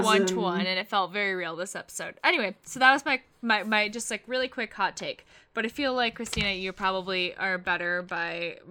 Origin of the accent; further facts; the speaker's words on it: United Kingdom; now in United States; but I don't think they realize how truly beautiful the hobnob is, like, as a British person.